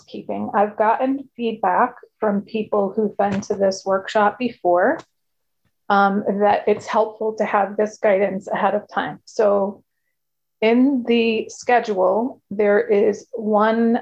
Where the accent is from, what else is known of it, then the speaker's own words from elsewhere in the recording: Connecticut, United States; I'm from Connecticut, which is a state in the United States.